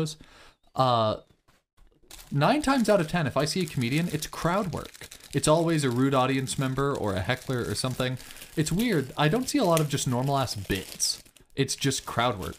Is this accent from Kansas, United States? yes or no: yes; Kansas, United States; I'm from Kansas